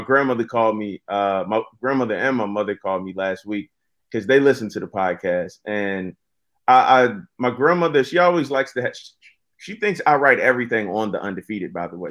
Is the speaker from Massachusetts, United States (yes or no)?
no; Virginia, United States; also born or lived in North Carolina; I moved to Virginia from North Carolina with my mom when I was about, yeah, about two years old, and we moved in with my grandmother